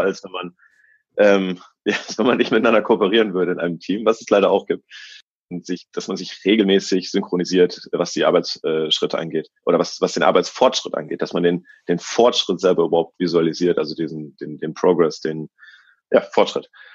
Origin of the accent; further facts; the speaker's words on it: Germany; moved away as an adult; now in Australia; also sowohl Deutscher als auch Australier jetzt